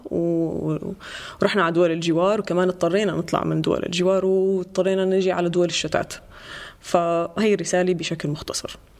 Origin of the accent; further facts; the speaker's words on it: Syria; also born or lived in Lebanon; now in Germany; نحن كسوريين كل السوريين اللي طلعنا من سوريا